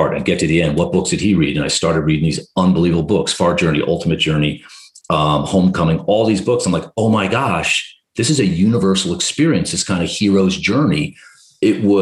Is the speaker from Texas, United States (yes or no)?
no; New Jersey, United States; I'm from New Jersey